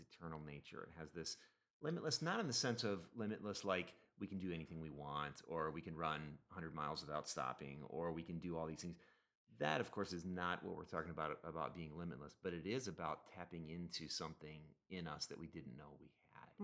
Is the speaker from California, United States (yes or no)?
no; Minnesota, United States; shout-outs to the fine folks in Minnesota. You guys are my peeps, my hometown crowd